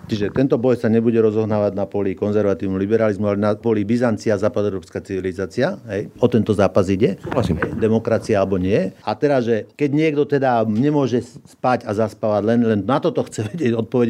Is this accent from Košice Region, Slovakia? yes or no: no; Orava, Žilina Region, Slovakia; my sme sa narodili na Orave